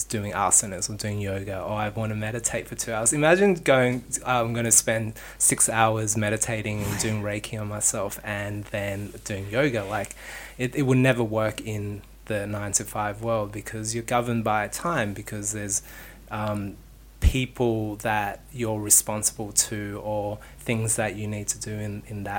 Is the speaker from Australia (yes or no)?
yes; Sydney, New South Wales, Australia; moved away as an adult; also born or lived in New York; I lived in New York and I grew up in Sydney